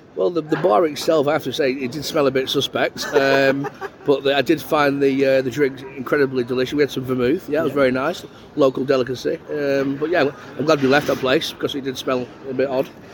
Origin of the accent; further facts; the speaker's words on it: Preston, North West England, United Kingdom; I'm from Preston